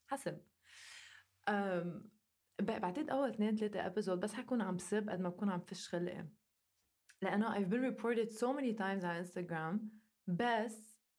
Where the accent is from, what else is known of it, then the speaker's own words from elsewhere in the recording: Lebanon; اللي ما بيعرف انه انا لبنانيه انا لبنانيه وعايشه بلبنان